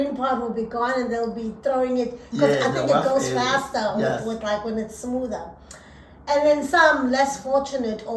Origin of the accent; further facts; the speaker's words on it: South Africa; English is a second language; moved away; Even in my country